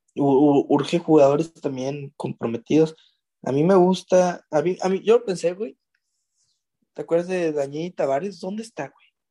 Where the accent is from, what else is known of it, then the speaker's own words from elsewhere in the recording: Mexico; Los mexicanos también